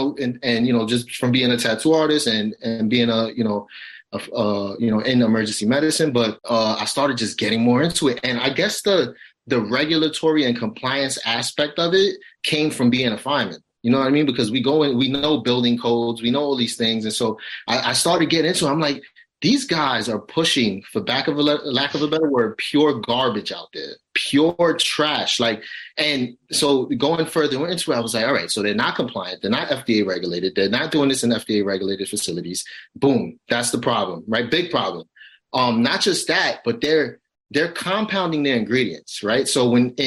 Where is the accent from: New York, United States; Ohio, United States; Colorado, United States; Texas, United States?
New York, United States; New York City; I come from a rough neighborhood. I grew up in Brownsville